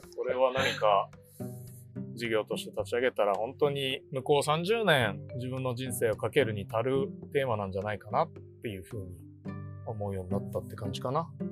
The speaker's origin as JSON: {"language": "Japanese", "town": "Sapporo", "region": "Hokkaido", "country": "Japan", "tie": "born or raised there", "said": "北海道で生まれて自然の自然に育ててもらったって思ってるから"}